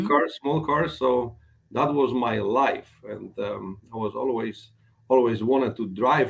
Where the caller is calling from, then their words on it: Sarasota, Florida, United States; Well, I'm currently at my office in the office of R4U in Sarasota, Florida.